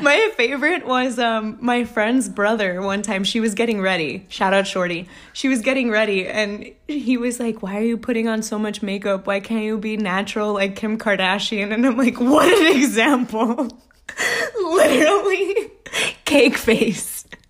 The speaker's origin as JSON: {"language": "English", "region": "Texas", "country": "United States", "moved": "yes", "lives_now": "New York, United States", "said": "I'm from Texas"}